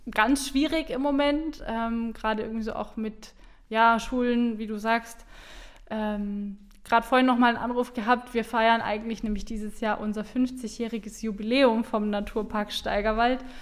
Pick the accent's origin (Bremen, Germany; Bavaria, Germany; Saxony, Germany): Bavaria, Germany; Bamberg; Also ich komme aus Bamberg, bin da geboren, aufgewachsen ähm, und ja, Franken ist einfach so ein äh, tolles Stückchen Land